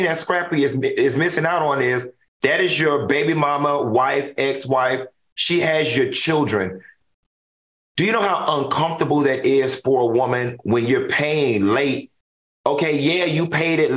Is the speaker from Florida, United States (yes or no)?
yes; Miami, Florida, United States; I'm from Miami